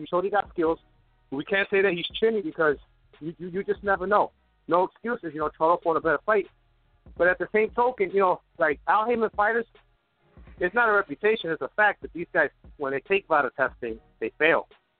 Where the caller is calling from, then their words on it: New York, United States; What's up, girls? New York, YDK.